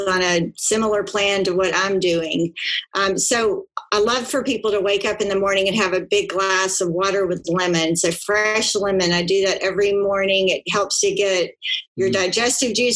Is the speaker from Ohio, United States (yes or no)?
no; South Georgia, United States; I grew up in South Georgia and we were a meat eater